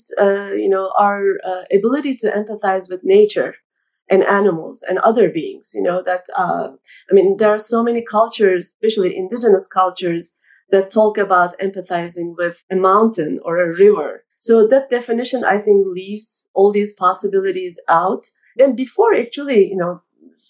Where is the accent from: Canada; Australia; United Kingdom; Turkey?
Turkey; I grew up in Turkey